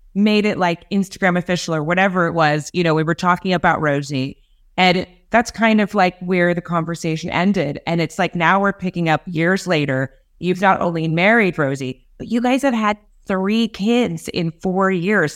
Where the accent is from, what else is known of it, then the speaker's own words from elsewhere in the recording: Los Angeles, California, United States; also born or lived in England; I'm obviously from L A. I'm from California